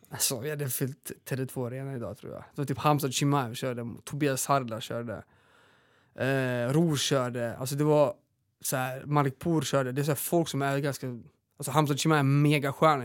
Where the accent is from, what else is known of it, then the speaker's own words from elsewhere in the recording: northern Serbia, Serbia; now in Sweden; Vi mm. är uppvuxna i Serbien, eh, norra Serbien.